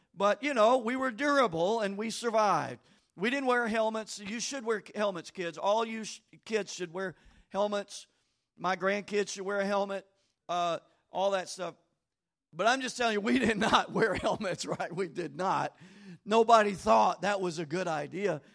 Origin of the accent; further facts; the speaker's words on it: Bossier City, Louisiana, United States; I lived in Bossier City. I grew up in Old Green Acres subdivision